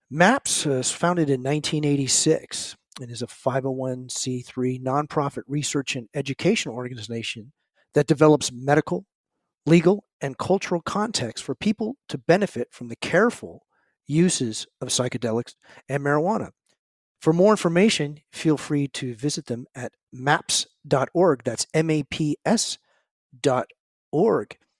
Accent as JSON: {"language": "English", "area": "San Francisco Bay Area", "region": "California", "country": "United States", "tie": "born or raised there", "said": "I grew up in the San Francisco Bay Area"}